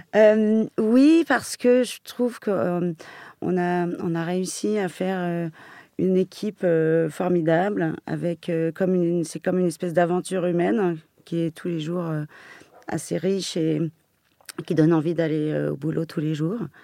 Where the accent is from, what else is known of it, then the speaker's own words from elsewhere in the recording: Paris, Île-de-France, France; je suis parisienne depuis toujours. Euh, ma jeunesse était celle d'une parisienne